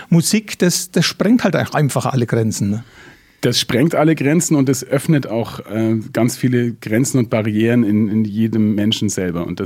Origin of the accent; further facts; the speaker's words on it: Augsburg, Bavaria, Germany; ich bin aufgewachsen in Süddeutschland in einem kleinen Kaff, das gerade noch so Stadtteil von Augsburg ist.